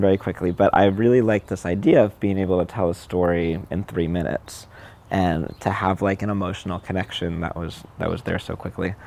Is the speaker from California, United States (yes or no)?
yes; Southern California, United States; I grew up in Southern California.